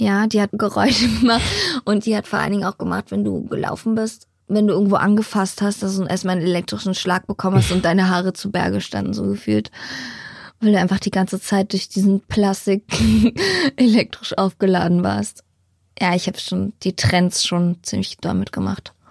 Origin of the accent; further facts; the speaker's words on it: Berlin, Germany; Bei uns in Hellersdorf gibt es ein Naturschutzgebiet